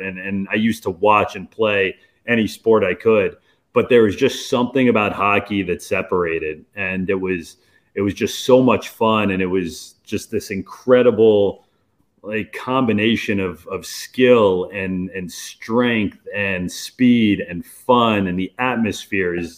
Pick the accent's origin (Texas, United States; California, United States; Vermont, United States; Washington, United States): California, United States; Los Angeles; moved away as an adult; now in Dallas, United States; I grew up in Los Angeles